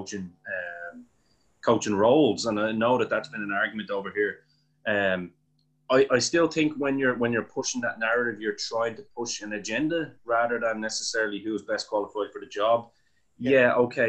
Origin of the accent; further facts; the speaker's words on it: Ireland; we, as two Irish guys who don't live in the United States of America